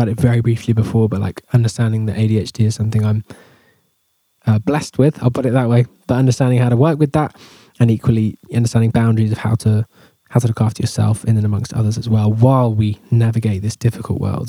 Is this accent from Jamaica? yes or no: no; England, United Kingdom; I'm English